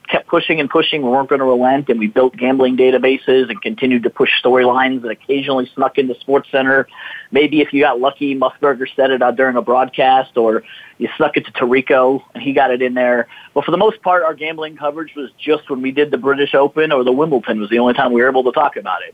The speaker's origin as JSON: {"language": "English", "region": "South Florida", "country": "United States", "tie": "born or raised there", "said": "I grew up in South Florida"}